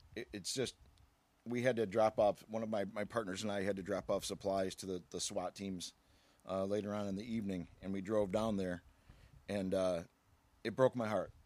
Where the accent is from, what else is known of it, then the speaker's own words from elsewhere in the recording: Aurora, Illinois, United States; I was born right here in Aurora